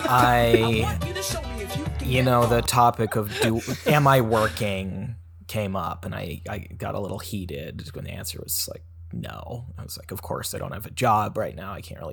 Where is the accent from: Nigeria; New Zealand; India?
New Zealand; I'm from New Zealand. I'm from New Zealand, and I had a little cameo in Obi-Wan Kenobi